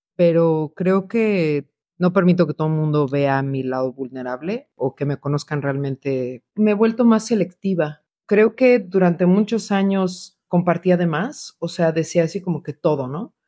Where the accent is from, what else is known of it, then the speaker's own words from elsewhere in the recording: Mexico; moved away; desde que me salí de México